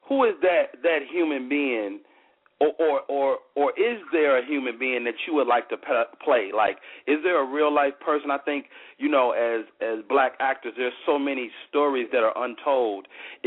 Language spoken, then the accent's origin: English; Chicago, Illinois, United States; I'm from Chicago, Southside, 126th State.